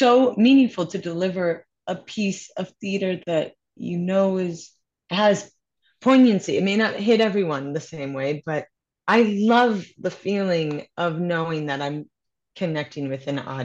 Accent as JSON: {"language": "English", "town": "Minneapolis", "region": "Minnesota", "country": "United States", "tie": "born or raised there", "moved": "yes", "lives_now": "New York City, United States", "said": "Growing up in Minneapolis, there was a theater company"}